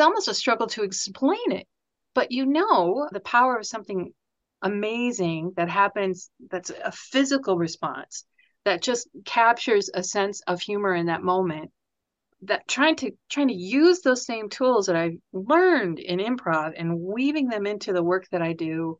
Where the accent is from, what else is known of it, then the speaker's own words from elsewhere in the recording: United States; As an American